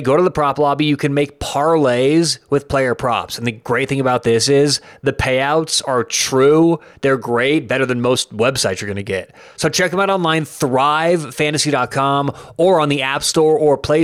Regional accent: Denver, Colorado, United States; I'm from Denver, Colorado

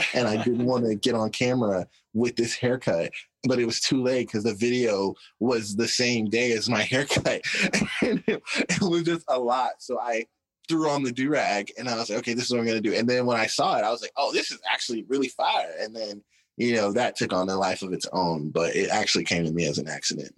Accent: Arkansas, United States; we had these two giant billboards in my hometown

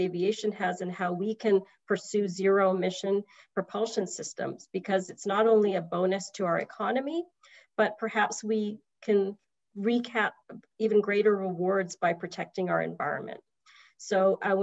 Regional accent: British Columbia, Canada; also born or lived in Washington State, United States; now in Washington, United States; I am a Canadian immigrant. I hail from British Columbia

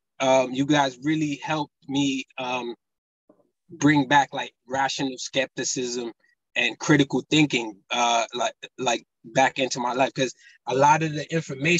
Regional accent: United States; also born or lived in Burundi; I was born in Africa, but I grew up in America basically my whole life

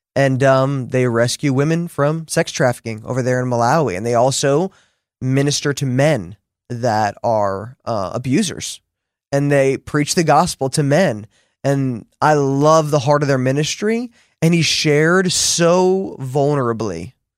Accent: New Jersey, United States; I'm from New Jersey

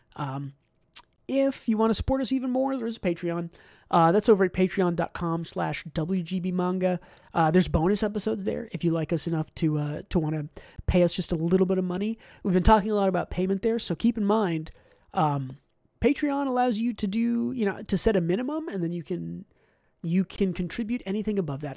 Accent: United States; as an American

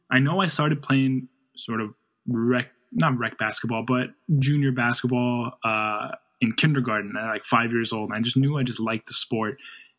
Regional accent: New York, United States; I'm from New York.

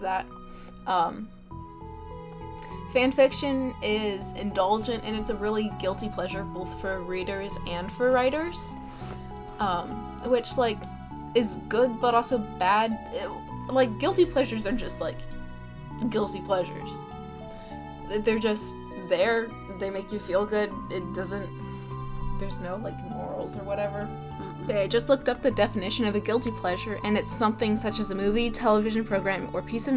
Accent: United States; we're American, right? So we live in a very capitalistic society

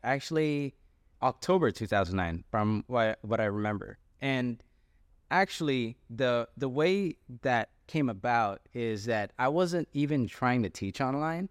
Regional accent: San Jose, California, United States; moved away as an adult; also born or lived in Quezon City, Philippines; now in Sacramento, United States; my family moved to San Jose, California, where I spent most of my life. And pretty much I lived in San Jose all the way up until two thousand seventeen

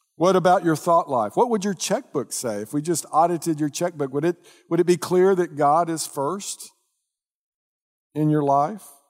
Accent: Dallas, Texas, United States; I grew up in the North Dallas area

